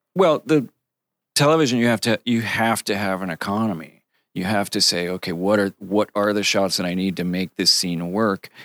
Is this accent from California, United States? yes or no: no; Connecticut, United States; I grew up in Connecticut